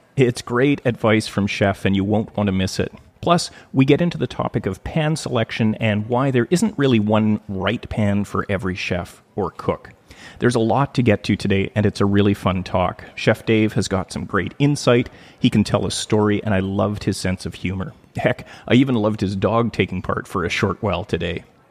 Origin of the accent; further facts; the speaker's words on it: Thunder Bay, Ontario, Canada; now in West Coast, Canada; I grew up in Thunder Bay, Ontario, which is uh, in northwestern Ontario